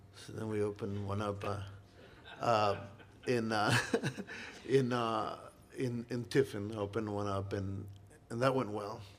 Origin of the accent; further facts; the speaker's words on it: Monterrey, Nuevo León, Mexico; now in Iowa City, United States; I was from Monterrey and we're known for grilling steaks